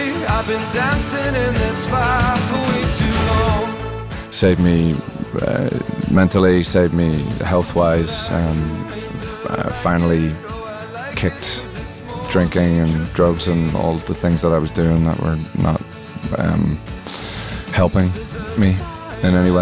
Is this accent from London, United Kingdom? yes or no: no; Northern Ireland, United Kingdom; I grew up in Northern Ireland